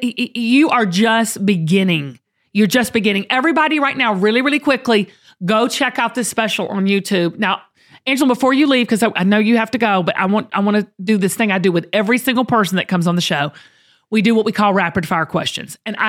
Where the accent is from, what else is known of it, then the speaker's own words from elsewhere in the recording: the South, United States; As a true Southerner